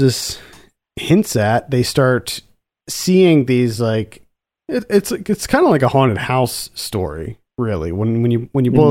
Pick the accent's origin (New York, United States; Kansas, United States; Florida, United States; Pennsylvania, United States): Pennsylvania, United States; moved away; I'm a former PA resident.